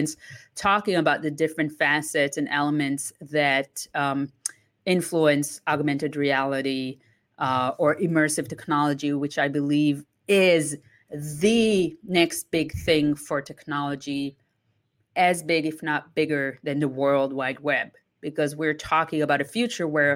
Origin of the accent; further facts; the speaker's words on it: Israel; moved away as an adult; also born or lived in Italy / London; now in Toronto, Canada; I was born and raised in Israel. I left when I was 20